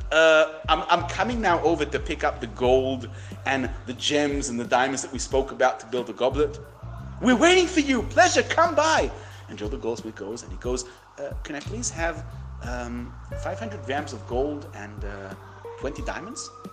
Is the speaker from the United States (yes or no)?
no; United Kingdom; I'm British.